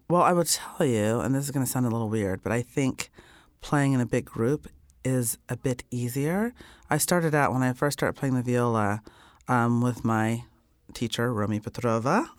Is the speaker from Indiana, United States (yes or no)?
yes; Indiana, United States; I grew up in Indiana